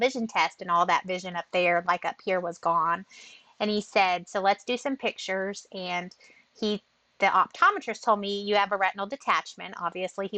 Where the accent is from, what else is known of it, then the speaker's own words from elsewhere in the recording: Texas, United States; moved away; also born or lived in North Carolina; I'm originally from Texas, so my parents were in Texas and I was in North Carolina